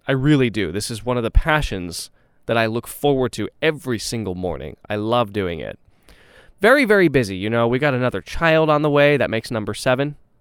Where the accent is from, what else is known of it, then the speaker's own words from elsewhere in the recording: Texas, United States; I say this as a Texan